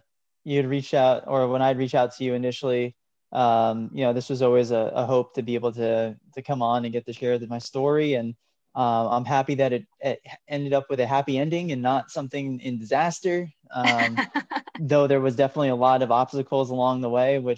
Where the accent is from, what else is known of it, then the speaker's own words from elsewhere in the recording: New Jersey, United States; moved away as an adult; also born or lived in Oklahoma / upstate New York; being kind of a New Jersey native, I left, went to school in Oklahoma, moved for grad school in upstate New York, and lived in upstate New York for about 6 years before moving back down to New Jersey